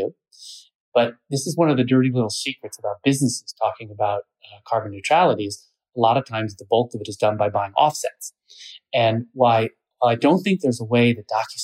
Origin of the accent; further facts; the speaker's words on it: Pacific Northwest, United States; I grew up in the Pacific Northwest.